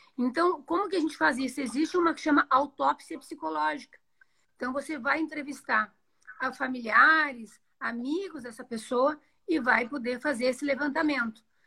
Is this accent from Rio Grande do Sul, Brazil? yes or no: yes; Rio Grande do Sul, Brazil; moved away as an adult; now in Joinville, Brazil; eu sou do Rio Grande do Sul, fiz minha formação lá, mas já moro em Joinville tem 18 anos.